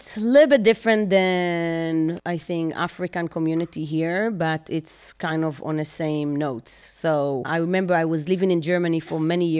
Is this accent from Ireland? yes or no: no; Bnei Brak, Tel Aviv District, Israel; English is a second language; moved away as an adult; also born or lived in Ramat Gan / Europe; So I grew up in Bnei Brak.